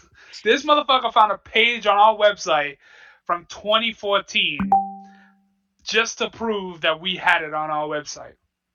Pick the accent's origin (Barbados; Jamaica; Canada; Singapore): Jamaica; I'm just like, yo, like, I'm from Jamaica.